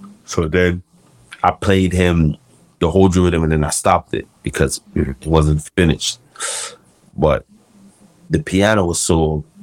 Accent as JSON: {"language": "English", "country": "Jamaica", "said": "And one of his dogs, I'm from Jamaica, was with him."}